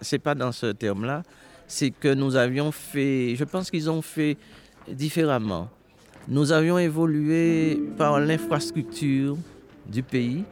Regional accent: Marie-Galante, Guadeloupe; quand je suis né à Marie-Galante, euh, il n'y avait pas de l'eau courante

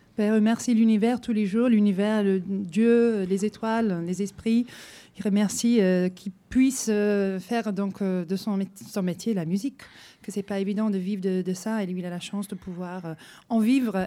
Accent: England, United Kingdom; je suis anglaise

